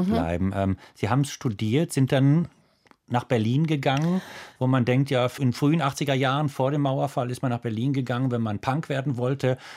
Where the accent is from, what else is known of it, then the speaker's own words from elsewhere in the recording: Switzerland; Erstmal denkt man natürlich als Schweizerin, wie kommt man dann ans Meer?